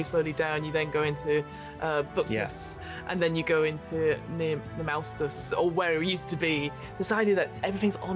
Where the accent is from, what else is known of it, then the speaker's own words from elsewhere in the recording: United Kingdom; we are two British people